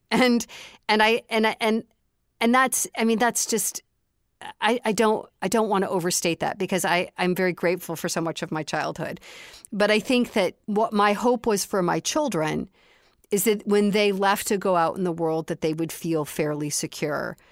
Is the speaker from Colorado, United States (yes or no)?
no; Chicago, Illinois, United States; I grew up in the city of Chicago